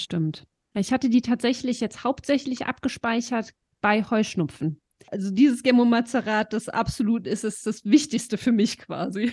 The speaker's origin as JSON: {"language": "German", "region": "Eifel", "country": "Germany", "said": "bei uns in der Eifel"}